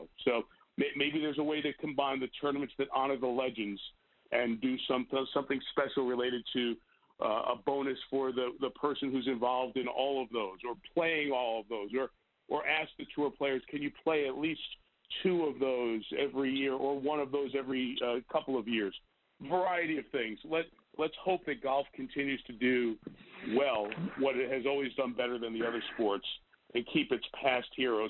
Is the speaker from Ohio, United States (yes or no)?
no; New York, United States; some kid from New York who's, you know, always dreamed of meeting these guys